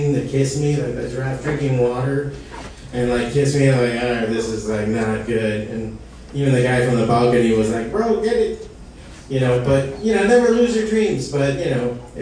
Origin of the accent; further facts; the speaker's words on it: Hialeah, Florida, United States; I'm from Hialeah